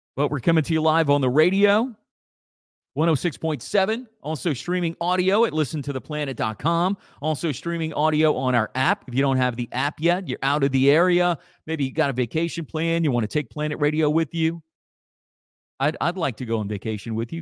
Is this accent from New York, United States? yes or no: no; Acadia Parish, Louisiana, United States; growing up in Acadia Parish, those old brown Acadia Parish